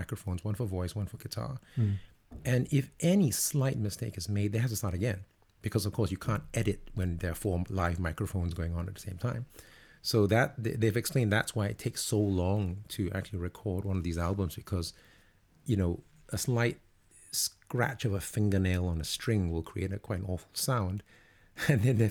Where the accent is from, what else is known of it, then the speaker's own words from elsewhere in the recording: Singapore; now in London, United Kingdom; I'm actually originally from Singapore.